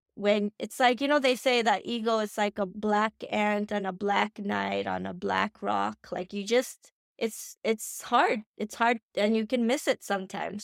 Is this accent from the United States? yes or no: no; India; I'm Indian, so we're very traditional